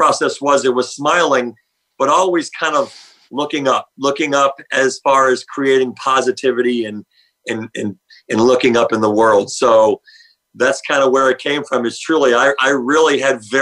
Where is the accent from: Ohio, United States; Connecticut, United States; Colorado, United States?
Ohio, United States; Cleveland; now in Louisville, United States; So I was born in Louisville, Kentucky, lived here for about 6 years. My father was a career FBI agent. So when he got done with the academy in the mid-70s, his first agent assignment was Cleveland, Ohio. So as a young kid, we left Louisville, went up to what my father always said, the mistake on the lake